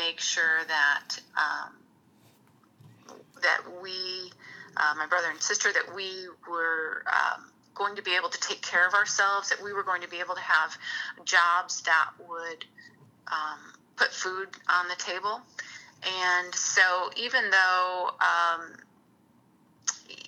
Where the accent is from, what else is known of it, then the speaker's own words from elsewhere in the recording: Lansing, Illinois, United States; also born or lived in Hammond, Indiana; growing up in Lansing